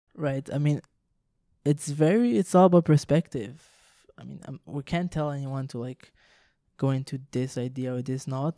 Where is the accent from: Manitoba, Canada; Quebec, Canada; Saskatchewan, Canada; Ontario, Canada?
Quebec, Canada; Montreal; first language French; English is a second language; we're from Montreal and we're all like French originally, like French speak, spoken